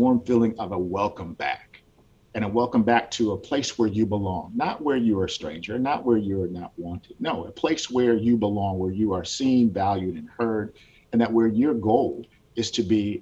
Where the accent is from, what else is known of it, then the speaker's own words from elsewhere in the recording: Washington, United States; moved away as an adult; also born or lived in Gwinnett County, Georgia; now in Georgia, United States; I grew up in Washington State.